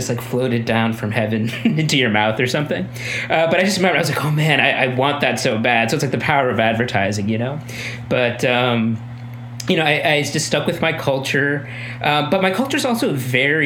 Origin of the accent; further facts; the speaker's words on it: Midwest, United States; moved away as an adult; also born or lived in India; now in New York City, United States; We're both originally from the Midwestern region of the U.S. So that, again, is like a huge agricultural part of the country. We grew up in rural areas